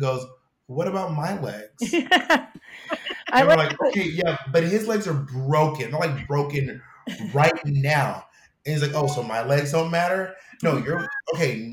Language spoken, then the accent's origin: English; Georgia, United States; I'm from the South. I'm from Georgia.